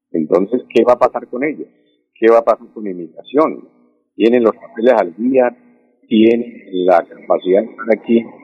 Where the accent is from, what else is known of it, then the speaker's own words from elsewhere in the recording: Colombia; nosotros como colombianos, sí, somos buena gente